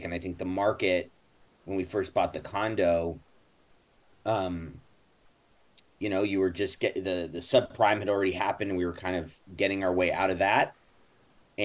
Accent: Los Angeles, California, United States; I grew up in Benedict Canyon

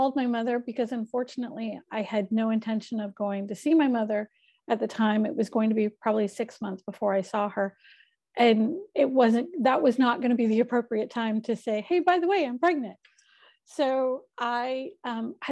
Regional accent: North Carolina, United States; also born or lived in Atlanta, Georgia; now in Sacramento, United States; I am originally from North Carolina. I was living in Atlanta, met my husband, well, now my husband, moved to California. So I now reside in Sacramento, California

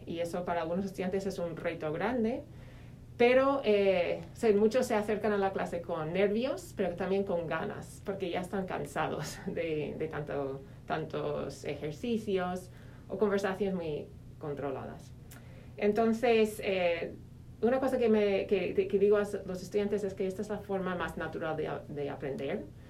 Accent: Minnesota, United States; Spanish is a second language; moved away as an adult; also born or lived in Spain / Madrid; soy eh, de Minnesota, de Estados Unidos

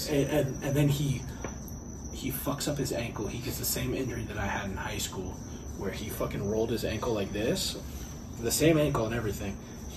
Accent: Southern California, United States; moved away; Because I'm out from Southern California. I grew up there.

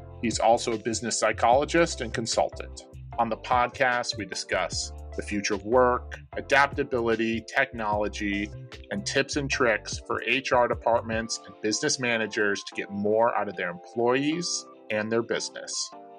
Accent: Midwest, United States; as a Midwesterner, I know plenty of Purdue fans

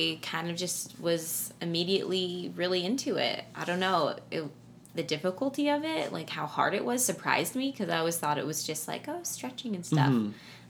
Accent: Scottsdale, Arizona, United States; I'm from Scottsdale, Arizona.

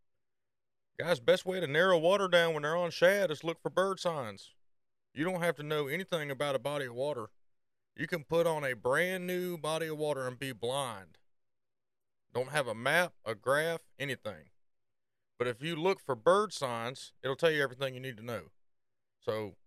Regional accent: Norcross, Georgia, United States; also born or lived in Decatur County, Georgia; I was raised, I was actually born in Atlanta, Norcross to be specific

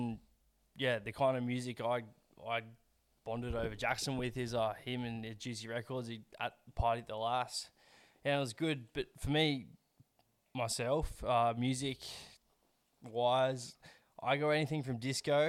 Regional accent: Gold Coast, Queensland, Australia; I come from the Gold Coast

